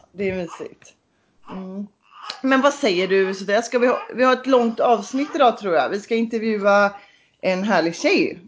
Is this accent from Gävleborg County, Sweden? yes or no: no; Kungsbacka, Halland County, Sweden; i Kungsbacka där jag är ifrån